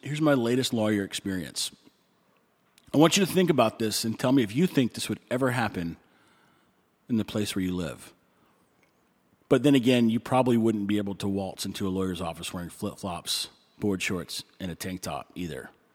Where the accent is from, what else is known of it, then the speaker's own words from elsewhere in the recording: Texas, United States; moved away as an adult; now in Nicaragua; I grew up in Texas